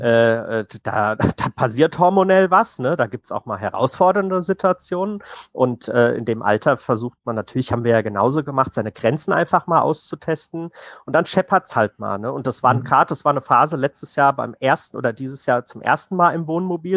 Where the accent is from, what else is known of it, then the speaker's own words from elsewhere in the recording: Hesse, Germany; wir kommen aus Hessen